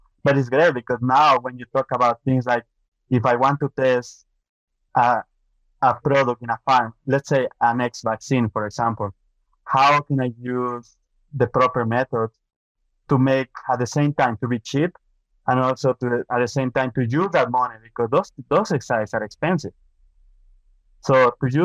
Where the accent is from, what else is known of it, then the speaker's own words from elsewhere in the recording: Ecuador; moved away as an adult; also born or lived in Minnesota, United States; now in Canada; I'm from Ecuador. I got my veterinary degree from Ecuador.